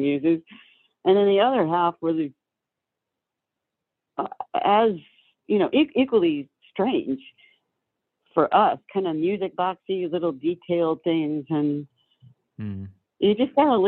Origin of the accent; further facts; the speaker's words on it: Georgia, United States; I'm from Georgia